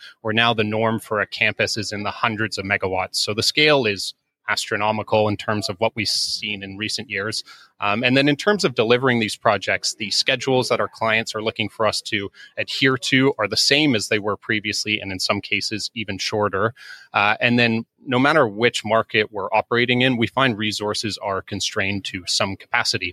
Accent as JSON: {"language": "English", "country": "Canada", "also_born_or_lived": "Toronto", "accent": "Canadian", "said": "as you may be able to gather from my accent, I'm actually Canadian. So based in Toronto"}